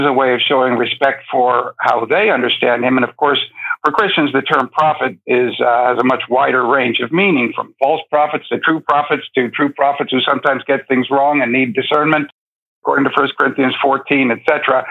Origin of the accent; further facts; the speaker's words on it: New York City, New York, United States; moved away as an adult; also born or lived in Mauritania / North Africa / Middle East; I was born and raised in New York City, but I spent the majority of my adult life in North Africa and the Middle East.